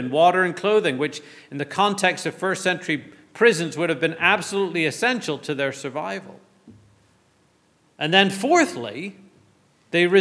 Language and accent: English; Northern Ireland, United Kingdom; I grew up in the Anglican tradition in Northern Ireland